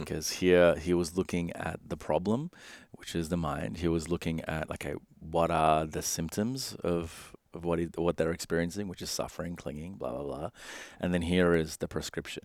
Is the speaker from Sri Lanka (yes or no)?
yes; Sri Lanka; I come from, I was born in Sri Lanka